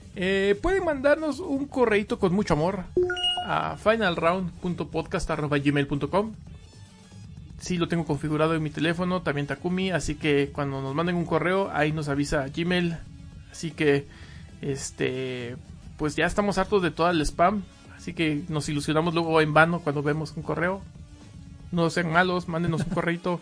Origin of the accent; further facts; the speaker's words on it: Mexico; acá en México